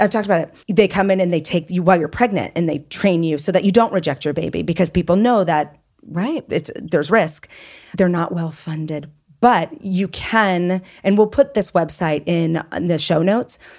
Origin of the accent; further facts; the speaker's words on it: United States; also born or lived in France; I'm very American in my thinking.